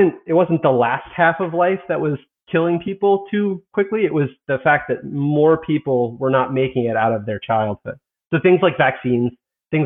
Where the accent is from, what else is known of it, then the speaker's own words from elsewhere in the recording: East Coast, United States; now in West Coast, United States; I'm from the East Coast. I'm living on the West Coast